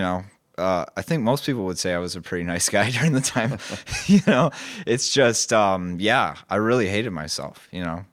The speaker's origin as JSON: {"language": "English", "town": "Grand Haven", "region": "Michigan", "country": "United States", "tie": "born or raised there", "said": "I was born in West Michigan. I went to Grand Haven High School"}